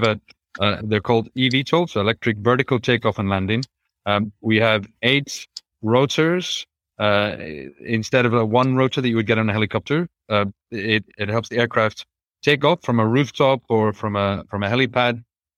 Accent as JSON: {"language": "English", "country": "Ireland", "tie": "born or raised there", "said": "especially growing up in Ireland. To be able to fly, well, almost anywhere in Europe and completely and be in much better weather."}